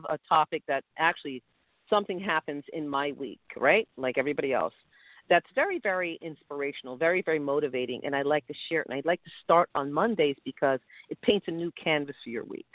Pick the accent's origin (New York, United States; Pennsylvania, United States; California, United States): New York, United States; New York City; now in New Jersey, United States; I grew up in Brooklyn. I love Brooklyn.